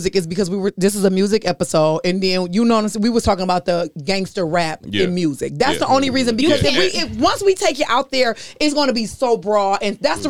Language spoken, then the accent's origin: English; Detroit, Michigan, United States; I'm from Detroit.